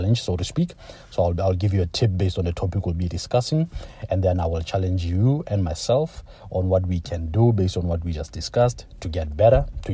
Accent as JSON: {"language": "English", "country": "Lesotho", "tie": "born or raised there", "also_born_or_lived": "Toronto, Canada", "moved": "as an adult", "lives_now": "Canada", "said": "I was born in Lesotho, that's in Southern Africa. I came to Canada for university"}